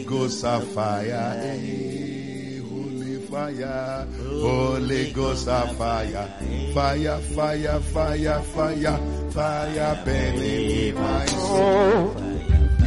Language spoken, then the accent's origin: English; Dodowa, Greater Accra, Ghana; moved away as an adult; now in Europe; I come from Dodowa. My mother, father come from Nora. My mother come from Osu.